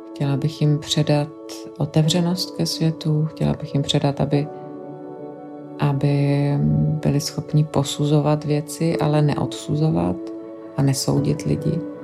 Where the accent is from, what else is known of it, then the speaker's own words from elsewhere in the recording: Czechia; moved away as an adult; also born or lived in London; now in Belgium; na Čechy, kde jsem vyrůstala, kde mám vzpomínky na dětství